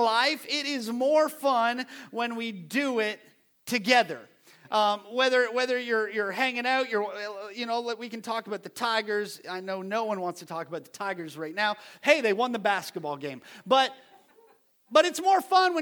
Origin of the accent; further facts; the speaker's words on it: Ontario, Canada; now in United States; Growing up in Canada, I used to travel on the weekends